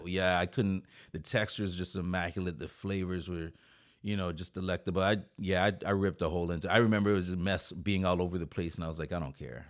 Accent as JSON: {"language": "English", "region": "Saint Croix", "country": "U.S. Virgin Islands", "moved": "yes", "lives_now": "Oceanside, United States", "said": "I'm from Saint Croix. It's a fr-, it's an island in the U S territory. It's called, uh, Saint Croix in the United States Virgin Islands."}